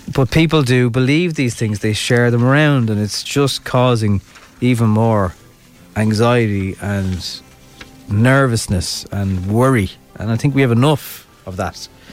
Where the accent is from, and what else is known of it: Ireland